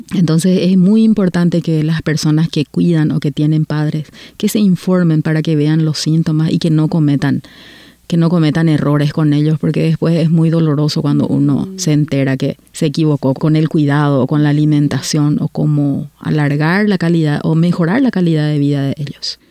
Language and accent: Spanish; Paraguay; moved away as an adult; now in Canada